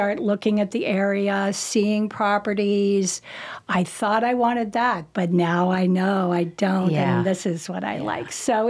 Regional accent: Ohio, United States; now in North Carolina, United States; And, you know, when we came from Ohio, the first thing I said to my husband, you've got to come out and look at the sky.

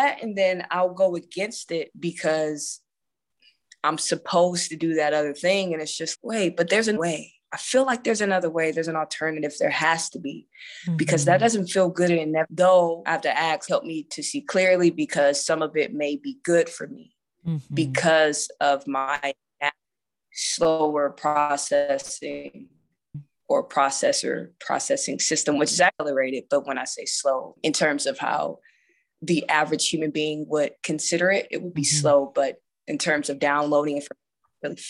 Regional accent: Akron, Ohio, United States; now in Las Vegas, United States; I'm from Akron, Ohio, which, if anybody knows about, if you've ever been to Cleveland or Cincinnati, it's very similar as far as my upbringing

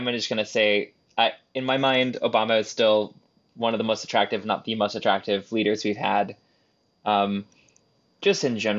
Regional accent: Texas, United States; my friends growing up in Texas

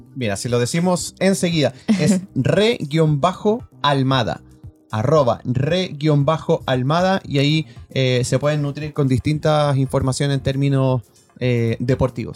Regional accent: Chile; en buen chileno

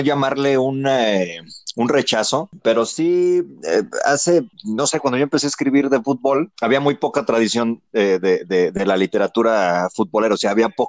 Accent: Mexico

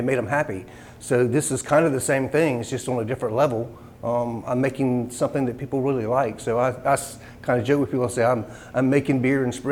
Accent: Morehead City, North Carolina, United States; I grew up in Moorhead. So I've lived here my entire life.

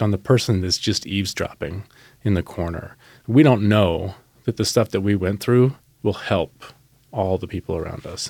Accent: Salem, United States; growing up in Salem, state employees

